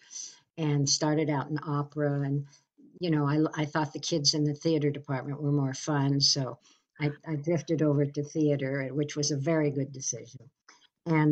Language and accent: English; Laguna Beach, California, United States; my hometown and of Laguna Beach